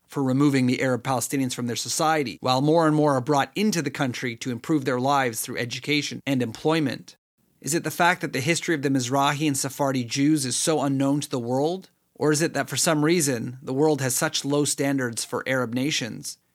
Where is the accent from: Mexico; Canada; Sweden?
Canada; me as a Canadian citizen